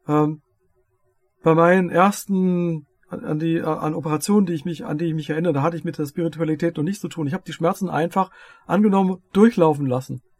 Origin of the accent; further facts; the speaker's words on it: Lower Saxony, Germany; ich komme ja aus Dörfert, Niedersachsen. Äh, wir haben Niedersachsen, wir haben Hessen, wir haben Rheinland-Pfalz.